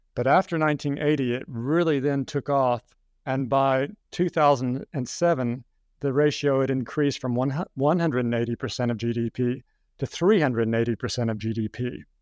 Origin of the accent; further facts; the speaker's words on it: Kentucky, United States; moved away as an adult; also born or lived in Hong Kong; I'm an American. I grew up in Kentucky